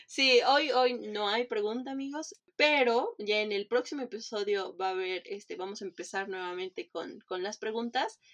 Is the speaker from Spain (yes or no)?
no; Mexico City, Mexico; now in Cancún, Mexico; yo que soy de Iztapalapa también